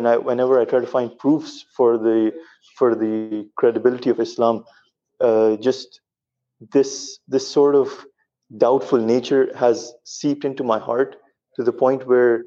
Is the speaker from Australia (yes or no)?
no; United Arab Emirates; I'm from the UAE. I'm originally from Pakistan, but I've been born and raised